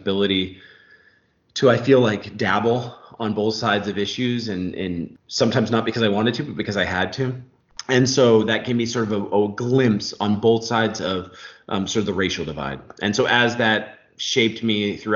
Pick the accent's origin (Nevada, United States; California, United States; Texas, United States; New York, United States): California, United States; Orange County; I grew up in Orange County, California, sort of in a working class neighborhood